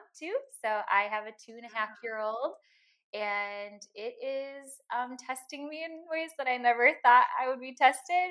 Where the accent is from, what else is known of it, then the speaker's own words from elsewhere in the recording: Green Bay, Wisconsin, United States; also born or lived in Alabama / Milwaukee area, Wisconsin; I was originally born in Alabama, but I moved at a very young age up to Wisconsin with my family. And moved to the Green Bay area. So I'm originally from Green Bay